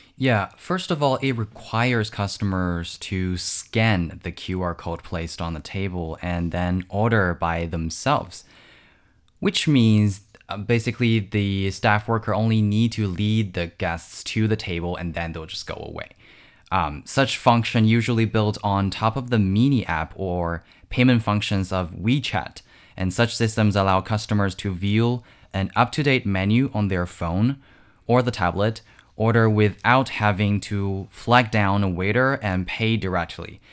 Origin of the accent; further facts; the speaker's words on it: Wuxi, Jiangsu, China; my hometown, which is the city of Wuxi in Jiangsu Province.